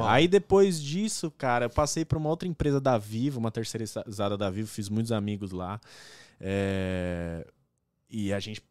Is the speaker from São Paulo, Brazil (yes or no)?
yes; São Caetano do Sul, São Paulo, Brazil; moved away as an adult; also born or lived in Pirituba, São Paulo; now in Toronto, Canada; Eu fui morar em São Caetano com meus é. avós e tal, com a minha mãe. Aí cresci lá